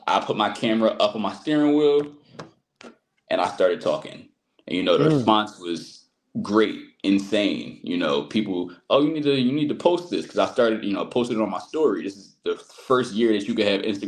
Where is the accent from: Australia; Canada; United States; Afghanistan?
United States; Philadelphia, Pennsylvania; growing up, Philadelphia, I'm from Southwest Philadelphia